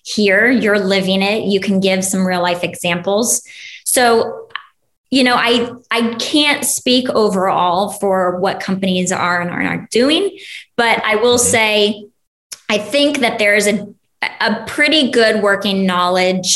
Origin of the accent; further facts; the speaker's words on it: Ohio, United States; now in Texas, United States; I grew up mostly in Ohio. So that's where I say I'm from